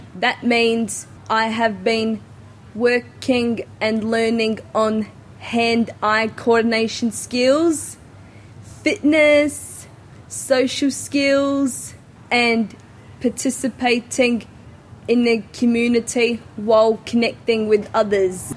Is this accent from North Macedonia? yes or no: no; Adelaide, South Australia, Australia; I am from Adelaide, South Australia.